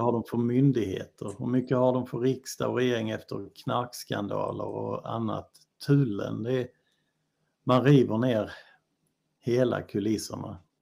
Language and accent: Swedish; Bosnia & Herzegovina; also born or lived in Helsingborg, Sweden; now in Sweden; jag är från Bosnien